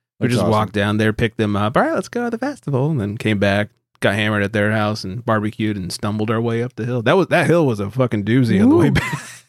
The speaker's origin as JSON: {"language": "English", "country": "Australia", "said": "I'm from Australia. I can't keep it going."}